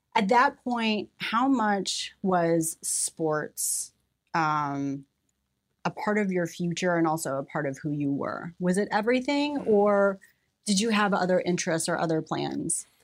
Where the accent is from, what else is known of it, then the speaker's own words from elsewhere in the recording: Mexico, Missouri, United States; I was born in Mexico, Missouri